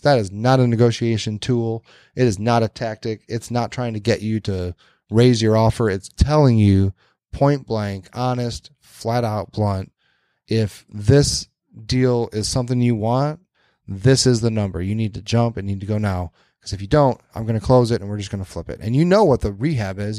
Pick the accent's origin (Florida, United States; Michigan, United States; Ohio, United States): Michigan, United States; Westland; my hometown of Westland.